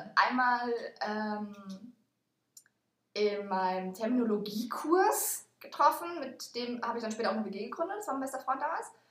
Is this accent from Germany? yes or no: yes; Mannheim, Baden-Württemberg, Germany; moved away as an adult; also born or lived in Aachen / Netherlands; now in Rostock, Germany; Ich habe in Mannheim bin ich, bin ich aufgewachsen